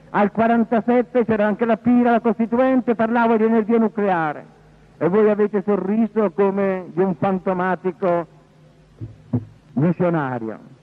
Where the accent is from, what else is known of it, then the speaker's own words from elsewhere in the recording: Porto Recanati, Marche, Italy; sono nato a Porto Recanati, la terra dei leopardi